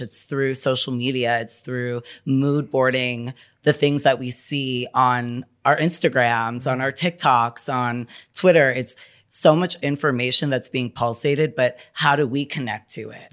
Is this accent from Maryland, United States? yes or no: no; New York City, New York, United States; I'm from New York City, born and bred